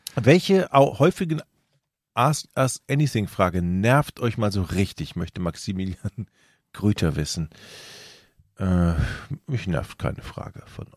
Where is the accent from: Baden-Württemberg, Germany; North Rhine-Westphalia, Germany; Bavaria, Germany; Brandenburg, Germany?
North Rhine-Westphalia, Germany; Düsseldorf; als Düsseldorfer